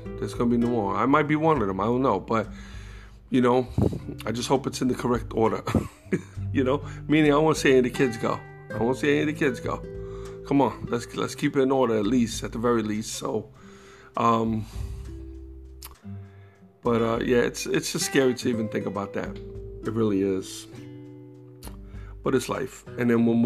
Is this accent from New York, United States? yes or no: yes; New York City, New York, United States; New York City, my New York heritage, you know. So you know, growing up in New York